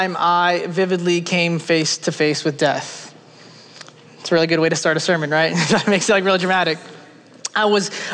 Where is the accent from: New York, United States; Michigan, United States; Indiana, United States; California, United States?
New York, United States; New York City; I'm from New York City